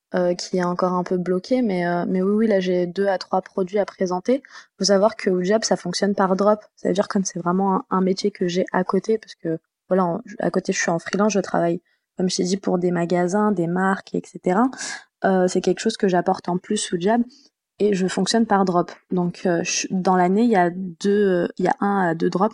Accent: France; also born or lived in Tunisia (ancestry); Je suis d'origine tunisienne. Euh, j'ai grandi euh, donc en France.

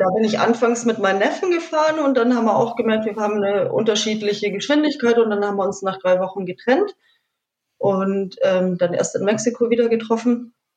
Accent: Munich, Bavaria, Germany; ich bin gar nicht aus der Ecke, ich bin aus München.

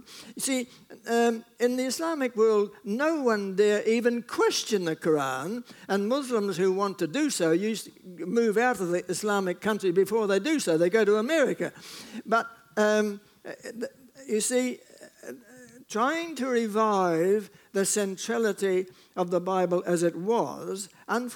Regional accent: New Zealand; I speak as a New Zealander

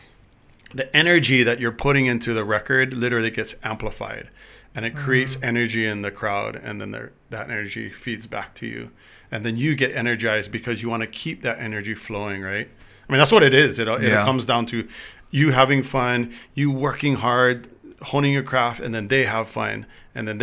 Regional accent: Hawaii, United States; moved away as an adult; also born or lived in Las Vegas, Nevada; I'm from Eastside

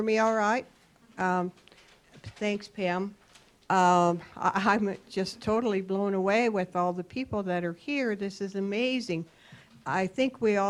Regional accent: Bozeman, Montana, United States; I was born and raised in the Bozeman, Gallatin County area.

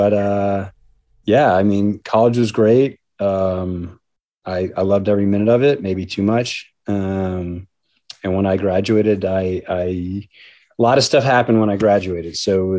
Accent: Long Island, New York, United States; I grew up on Long Island

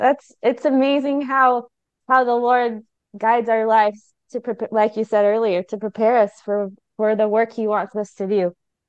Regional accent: California, United States; moved away; also born or lived in Miami; I grew up in California, and I've lived in Miami, and I've never been able to speak Spanish with rolling my tongue.

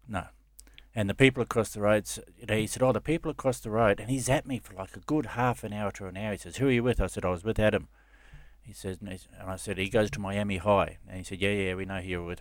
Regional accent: Gold Coast, Queensland, Australia; I grew up on the Gold Coast and Surface Paradise

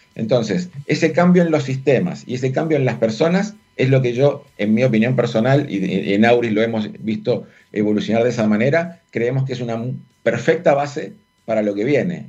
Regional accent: Argentina; accent: Argentine; moved away as an adult; also born or lived in Buenos Aires; now in Chile; yo soy argentino. Eso es, un, sello que no puedo evitar con, el tono de mi voz.

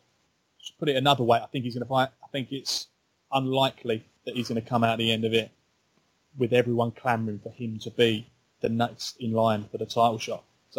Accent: United Kingdom; as a Brit

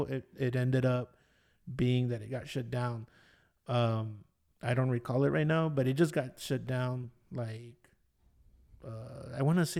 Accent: Detroit, Michigan, United States; also born or lived in Boyle Heights; For me, I grew up in Detroit

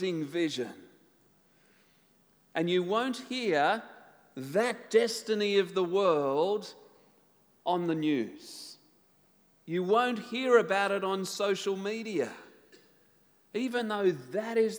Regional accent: Tasmania, Australia; I come from Tasmania

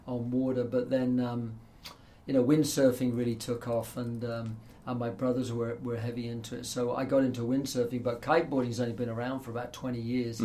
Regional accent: East Coast of England, East of England, United Kingdom; also born or lived in Toronto; now in United States; when I was a kid in England, I grew up on the East Coast

